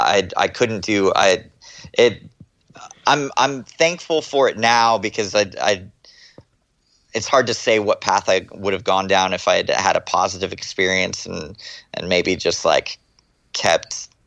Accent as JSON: {"language": "English", "region": "Texas", "country": "United States", "tie": "born there", "also_born_or_lived": "Florida / California", "moved": "yes", "said": "I was born in Texas. And my family moved around a lot. We moved to Florida for a while and then moved to moved to California"}